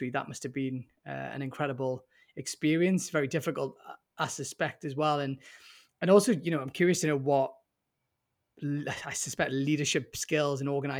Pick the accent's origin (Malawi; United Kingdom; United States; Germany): United Kingdom